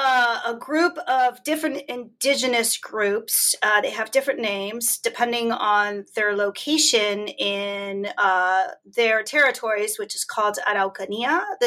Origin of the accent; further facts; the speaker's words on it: Silver Spring, Maryland, United States; born there; also born or lived in Chile; So, I am Chilena, first generation. My parents moved here after they married in 1968. I was born in 1969 in Silver Spring, Maryland. So, I've lived most of my life in the United States.